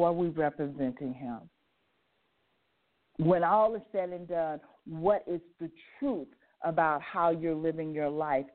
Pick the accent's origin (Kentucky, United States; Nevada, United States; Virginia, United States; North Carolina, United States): Nevada, United States; Las Vegas; I grew up in Las Vegas, and I grew up in Las Vegas in the 50s, 60s, and 70s